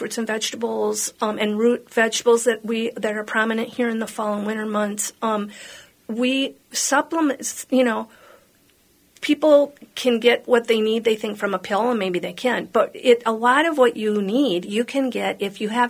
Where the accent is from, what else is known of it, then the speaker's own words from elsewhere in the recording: Hopkins, Minnesota, United States; I grew up in Hopkins.